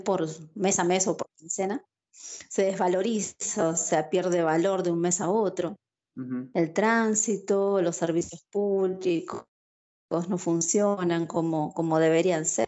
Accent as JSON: {"language": "Spanish", "region": "Buenos Aires Province", "country": "Argentina", "tie": "born or raised there", "moved": "as an adult", "lives_now": "Joinville, Brazil", "said": "nací en Buenos Aires, Argentina. Eh, actualmente vivo en Joinville, en el estado de Santa Catarina, Brasil"}